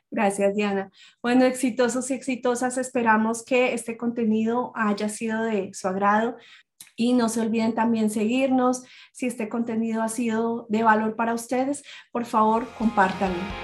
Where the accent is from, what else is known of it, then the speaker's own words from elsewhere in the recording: Colombia; moved away; soy colombiana